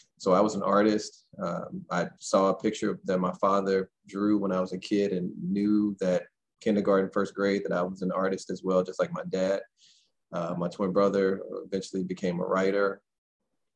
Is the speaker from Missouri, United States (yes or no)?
yes; St. Louis, Missouri, United States; I am from St. Louis, born and raised behind Sumner High School